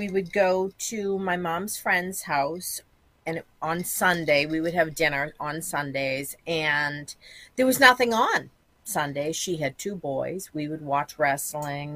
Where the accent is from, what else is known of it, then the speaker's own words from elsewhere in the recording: Boston, Massachusetts, United States; also born or lived in Quincy, Massachusetts; I was born in Jamaica Plain, and I lived in the inner city until I was about 12. And then I moved to Quincy, Massachusetts